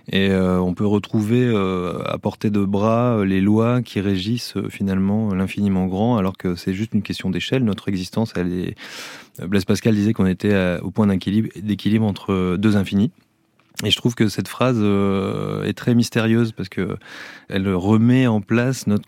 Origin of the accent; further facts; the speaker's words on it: Calais, Hauts-de-France, France; Alors, euh, on est originaire de Calais, une ville qu'on affectionne encore beaucoup.